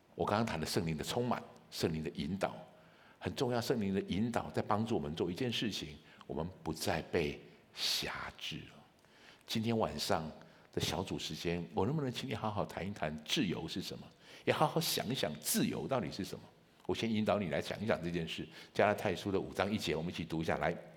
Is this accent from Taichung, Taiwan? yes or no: yes; Taichung, Taiwan; moved away as an adult; also born or lived in Kaohsiung; 我是一个台中人，我在台中从小长大，我的小学到大学都在台，都在台中